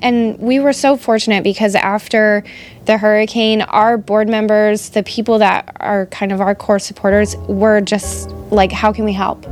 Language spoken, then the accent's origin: English; Fort Myers, Florida, United States; I was born and raised here in Fort Myers